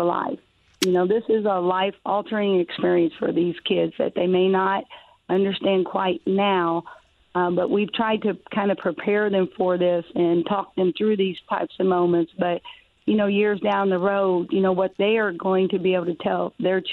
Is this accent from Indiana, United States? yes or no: yes; Harrison County, Indiana, United States; I grew up in Harrison County